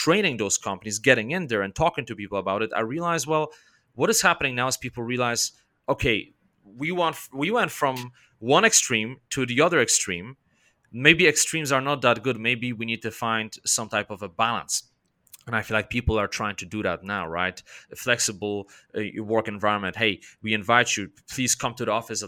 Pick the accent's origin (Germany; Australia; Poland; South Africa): Poland; I'm from Poland